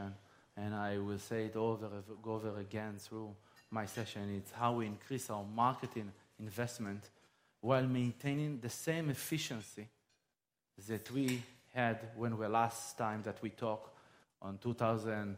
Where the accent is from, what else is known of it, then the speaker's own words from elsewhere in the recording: Israel; I'm from Israel.